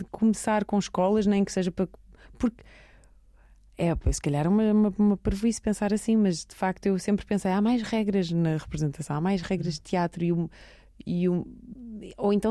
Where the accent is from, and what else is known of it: Belgium; born or raised there; moved away as an adult; now in Lisbon, Portugal